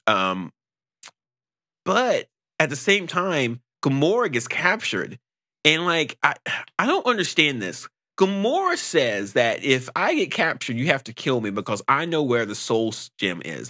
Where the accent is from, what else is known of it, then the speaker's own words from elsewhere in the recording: North Carolina, United States; I'm from North Carolina